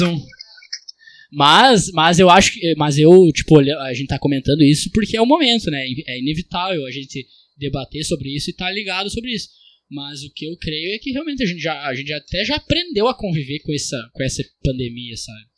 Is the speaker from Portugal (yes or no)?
no; Brazil; eu sou brasileiro